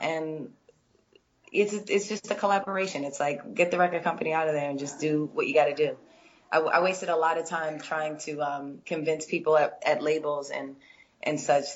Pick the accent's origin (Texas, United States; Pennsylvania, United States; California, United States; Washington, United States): Pennsylvania, United States; Philadelphia; moved away; I definitely always come to the East Coast because I'm from Philly.